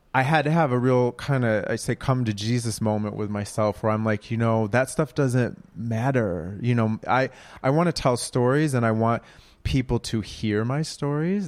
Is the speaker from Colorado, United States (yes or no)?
no; Minneapolis, Minnesota, United States; now in Brooklyn, United States; I'm from Minneapolis